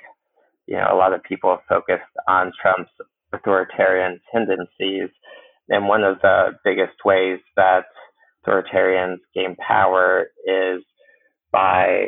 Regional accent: Cincinnati, Ohio, United States; moved away; I'm originally from Cincinnati

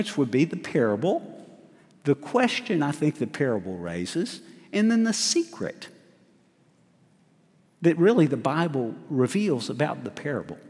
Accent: Huntsville, Alabama, United States; I was raised in Huntsville, Alabama

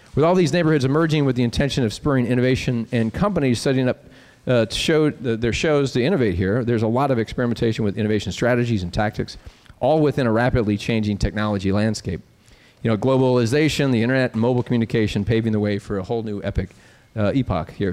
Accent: Nebraska, United States; being from Nebraska, but I'm from Nebraska

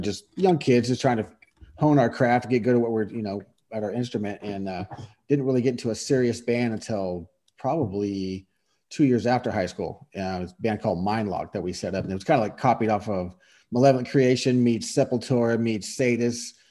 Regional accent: Bay Area, California, United States; I grew up in the Bay Area.

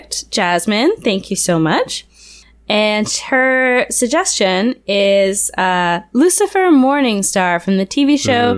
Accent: Canada

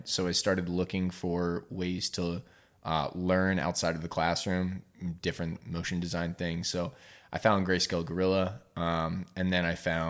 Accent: New Jersey, United States; now in Easton area, United States; Look, I'm from Jersey. It's water. That's how you pronounce it. I also, like, I'm from Crayola country.

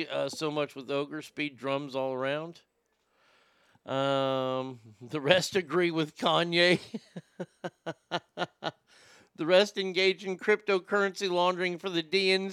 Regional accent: Texas, United States; I do live back in my home state of Texas

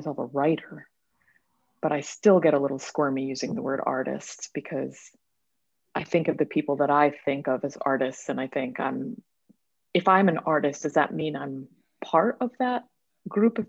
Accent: New York, United States; also born or lived in Mumbai, India / London; now in New York City, United States; I was born in Mumbai, India. But I spent most of my life in a very small town in central New York State.

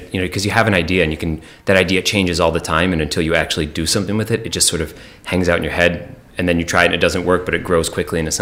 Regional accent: Bartlett, Illinois, United States; moved away as an adult; also born or lived in Rochester, New York; now in New England, United States; I grew up outside Chicago. I grew up in the western suburbs in the bustling town of Bartlett

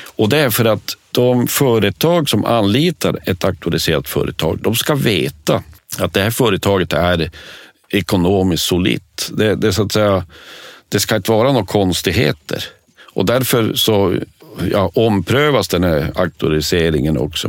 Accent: Norrbotten County, Sweden; jag är norrbottning

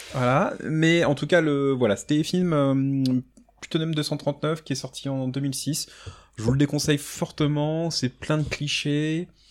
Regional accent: France; en tant que Français, ça me fait jubiler

